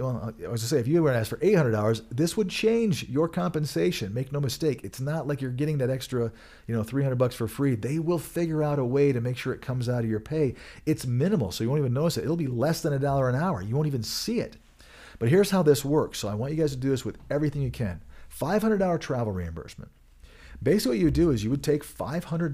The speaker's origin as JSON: {"language": "English", "region": "Michigan", "country": "United States", "moved": "yes", "said": "I am from Michigan originally"}